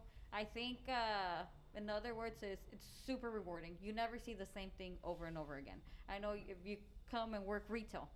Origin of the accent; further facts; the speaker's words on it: Central Valley, California, United States; moved away; I'm from the Central Valley